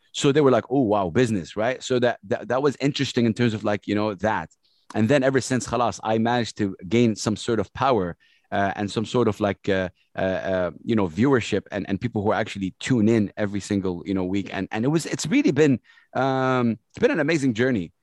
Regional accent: Jeddah, Makkah Province, Saudi Arabia; English is a second language; also born or lived in Sharjah; I grew up in Jeddah, Saudi Arabia.

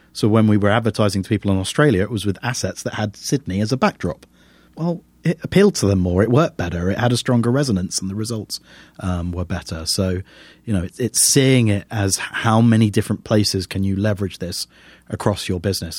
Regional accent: United Kingdom; as a Brit

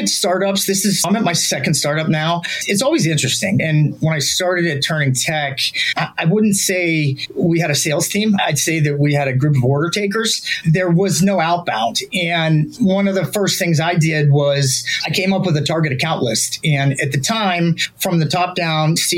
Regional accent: Youngstown, Ohio, United States; I'm from Youngstown, Ohio

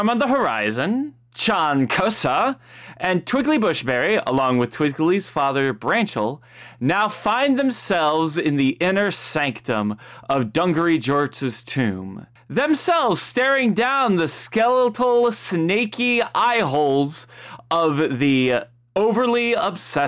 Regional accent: Midwest, United States; we're from the Midwest, United States

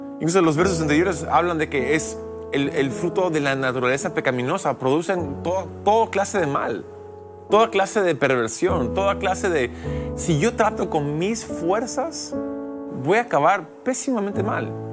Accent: United States; now in Lima, Peru; soy americano, ¿y por qué en Perú? Bueno, soy misionero, pastor

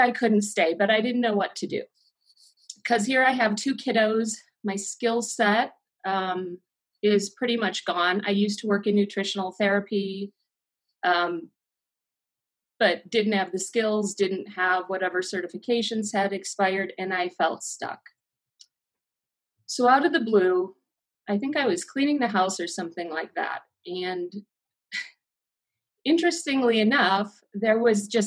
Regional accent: Milwaukee, Wisconsin, United States; moved away as an adult; also born or lived in Keizer, Oregon / Salem, Oregon; now in Bend, United States; I was born and raised in Milwaukee, Wisconsin, and lived there until August 2000

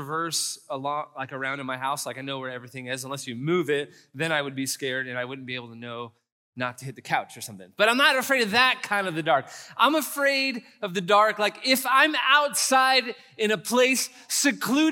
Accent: San Antonio, Texas, United States; I'm from San Antonio

